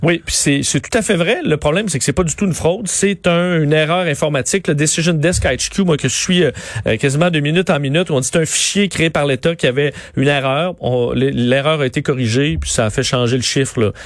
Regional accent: Quebec, Canada; chez nous au Québec

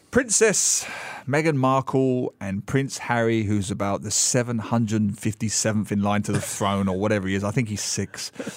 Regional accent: United Kingdom; as a Brit myself

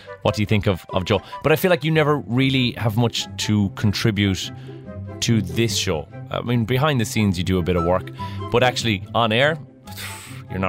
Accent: Ireland; I am Irish

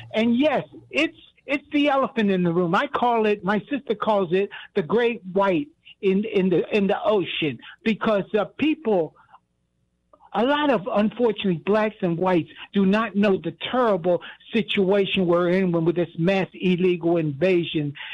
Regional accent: Philadelphia, Pennsylvania, United States; I'm from, uh, I'm from Philadelphia.

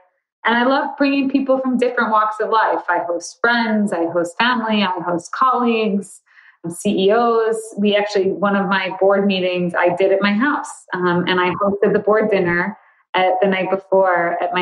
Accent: Chicago, Illinois, United States; I live in Chicago. I grew up in Chicago

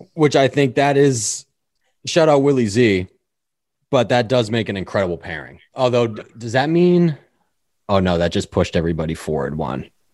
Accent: Hollis, New Hampshire, United States; I grew up in Hollis, New Hampshire.

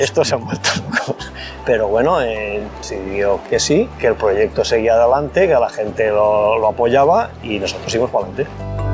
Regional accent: Fanzara, Valencian Community, Spain; de Fanzara, tanto mi padre como toda la familia eh, es de aquí del pueblo

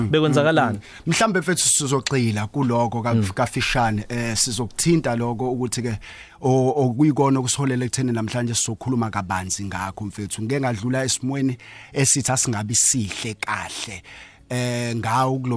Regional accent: Potchefstroom, North West, South Africa; ngokuzalwa ngizalwa ePortchefstroom

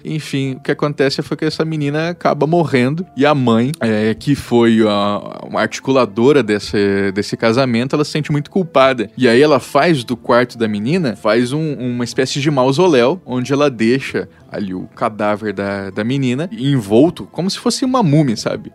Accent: Mato Grosso do Sul, Brazil; eu sou do Mato Grosso do Sul, fronteira ali com o Paraguai

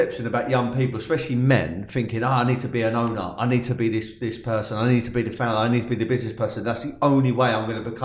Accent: London, United Kingdom; I'm from South London, yeah? Mm-hmm. Tulse Hill, a lot of my family from Tulse Hill, Crystal Palace, Dulwich, etc.

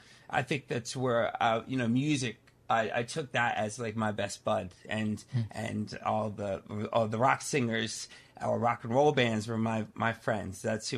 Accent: Pennsylvania, United States; I grew up in Pennsylvania, right outside of Philadelphia.

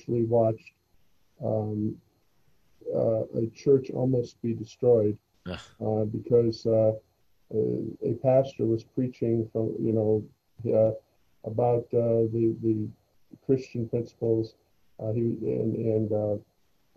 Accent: Detroit, Michigan, United States; When I was a little kid growing up in Detroit

